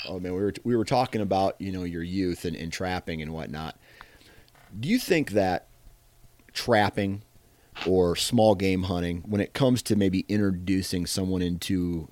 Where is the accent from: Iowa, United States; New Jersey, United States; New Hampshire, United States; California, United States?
Iowa, United States; granted, I'm from Iowa. So I'm living in the land of giants is what some call it.